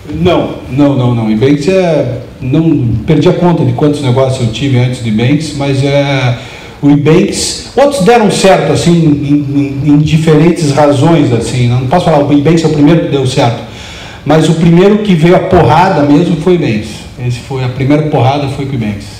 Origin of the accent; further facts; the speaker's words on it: Curitiba, Paraná, Brazil; a gente de Curitiba